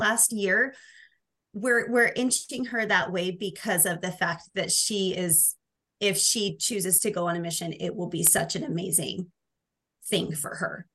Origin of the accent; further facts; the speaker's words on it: Oregon, United States; now in Utah, United States; I grew up in Oregon